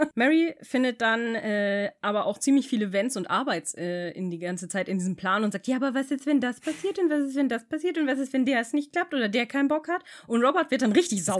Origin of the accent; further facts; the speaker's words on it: Bremen, Germany; bei uns in Bremen